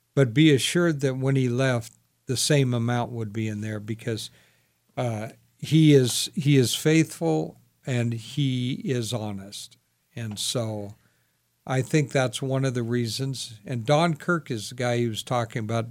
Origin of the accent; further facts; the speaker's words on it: Sacramento, California, United States; I grew up in Sacramento